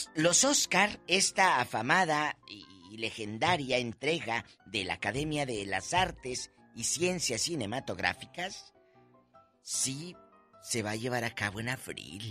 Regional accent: Matamoros, Tamaulipas, Mexico; en mi tierra, en Matamoros

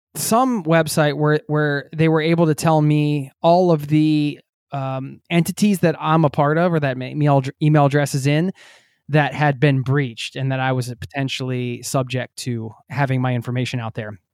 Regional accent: outside Philadelphia, Pennsylvania, United States; I grew up outside of Philadelphia, north of the city

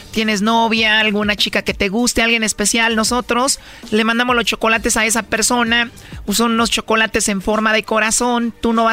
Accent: El Salvador; accent: centroamericano; Soy salvadoreña.

